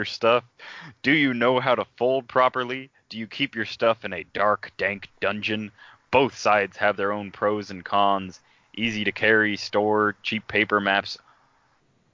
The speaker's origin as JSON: {"language": "English", "country": "United States", "accent": "American", "said": "my American accent"}